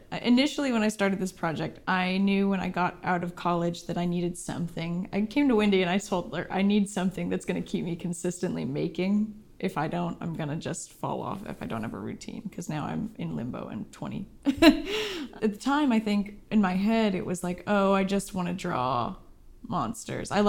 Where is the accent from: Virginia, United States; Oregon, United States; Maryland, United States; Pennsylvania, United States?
Oregon, United States; Silverton; also born or lived in Portland, Oregon; I grew up in Silverton, Oregon, out on the prairie, like Little House on the Prairie style